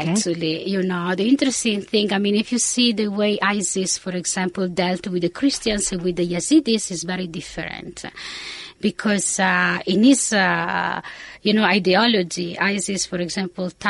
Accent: Italy; English is a second language; moved away as an adult; also born or lived in Austin, United States / England; when I finished my high, uh, my undergraduate in Italy, I did my PhD studies in the United States. So I left Italy for uh, Austin, Texas.

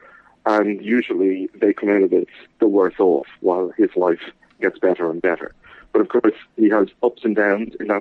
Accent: Dublin, Leinster, Ireland; I am an Irish writer, born in Dublin, and I still live here

